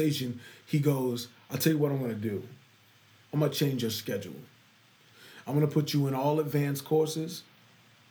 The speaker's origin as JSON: {"language": "English", "town": "Charlotte", "region": "North Carolina", "country": "United States", "tie": "born or raised there", "said": "born and raised in Charlotte. Born and raised in Eastern Charlotte. I'm from the East Side."}